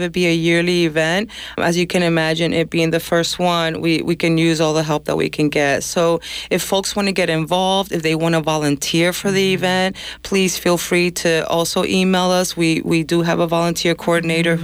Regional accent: New York, United States; I'm from New York, but I, I grew up you know, I'm Dominican, Dominican parents

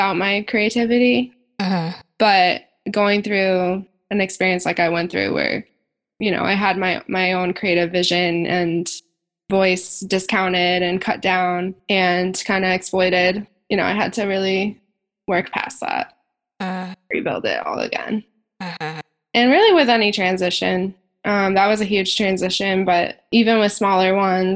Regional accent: Maine, United States; now in Boston, United States; I grew up a hippie in Maine

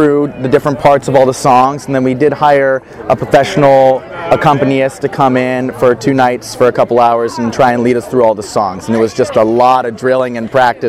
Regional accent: Dublin, Ohio, United States; now in Los Angeles, United States; I'm from Dublin, Ohio. Just moved to Los Angeles about 7 months ago to pursue acting in television and film.

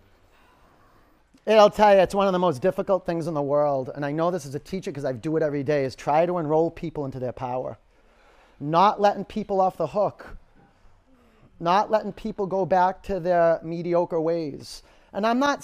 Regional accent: Boston, Massachusetts, United States; I'm a New Englander. I'm a Bostonian.

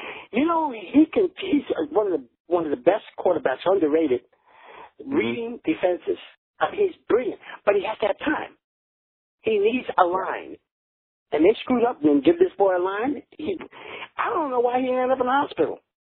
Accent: New York, United States; I'm a kid out of New York

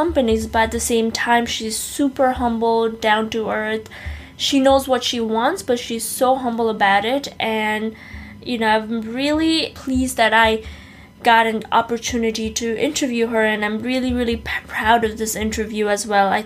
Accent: Nepal; I'm from Nepal

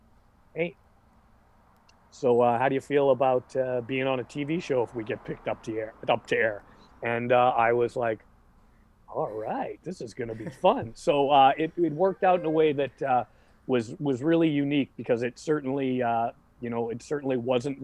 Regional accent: Vancouver, British Columbia, Canada; here in my hometown of Vancouver

